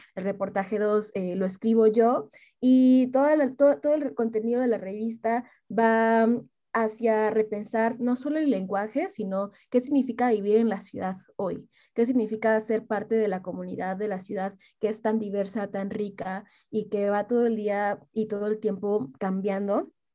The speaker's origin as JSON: {"language": "Spanish", "country": "Mexico"}